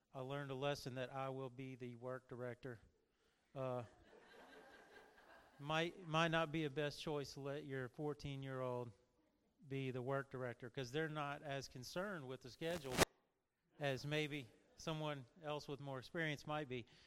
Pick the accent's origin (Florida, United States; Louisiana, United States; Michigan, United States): Louisiana, United States; moved away; I'm originally from Louisiana